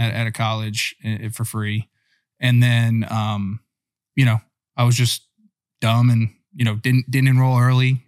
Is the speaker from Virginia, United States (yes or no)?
yes; Virginia, United States; also born or lived in Northeastern Pennsylvania; I was born in Northeastern P A, but grew up in Virginia